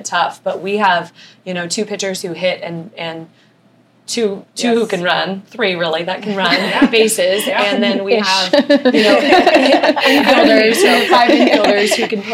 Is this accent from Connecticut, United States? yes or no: no; Southern California, United States; I was from Southern California